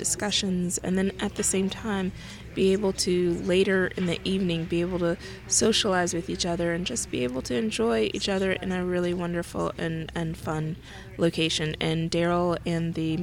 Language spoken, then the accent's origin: English; Gainesville, Florida, United States; moved away as an adult; now in Atlanta, United States; I'm from Gainesville, Florida. I love Gainesville, Florida.